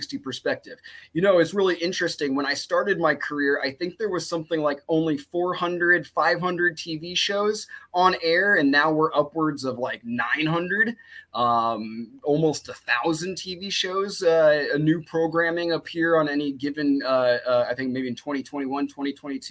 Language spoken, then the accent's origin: English; Iowa, United States; moved away as an adult; now in Los Angeles, United States; I'm from Iowa, born and raised